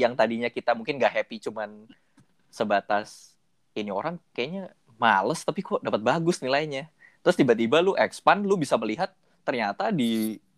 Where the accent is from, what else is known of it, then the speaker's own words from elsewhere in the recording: Indonesia; kita orang Indo